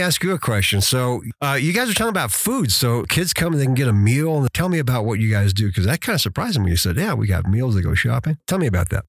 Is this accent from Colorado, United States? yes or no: yes; Durango, Colorado, United States; now in Teller County, United States; I grew up in the San Juan area. So, you know, even then Durango was a little bit bigger town